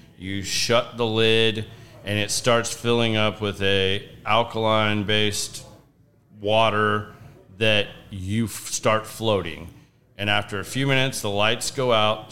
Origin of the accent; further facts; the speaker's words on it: Texas, United States; I grew up in in Texas